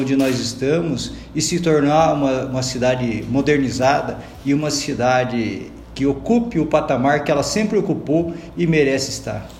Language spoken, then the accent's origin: Portuguese; Londrina, Paraná, Brazil; desde a minha infância aqui em Londrina